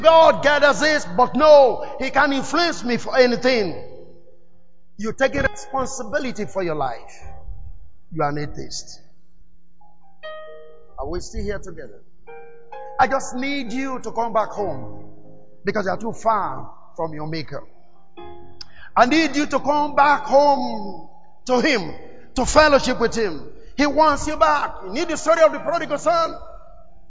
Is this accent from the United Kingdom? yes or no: no; Nigeria; also born or lived in Lagos, Nigeria / Pretoria, South Africa; I was relocated from Nigeria